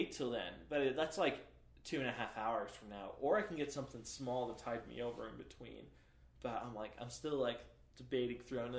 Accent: New York, United States; moved away as an adult; now in Provo, United States; I'm from New York.

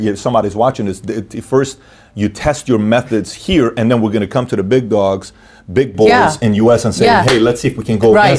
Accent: Iran; now in United States; My parents are Christians. I was born and raised in Iran.

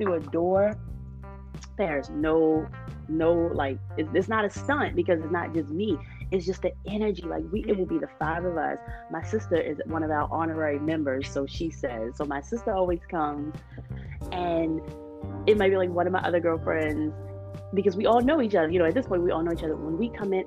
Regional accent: Baltimore, Maryland, United States; me, Erica, Robin, and Sunny, we're all from Baltimore City

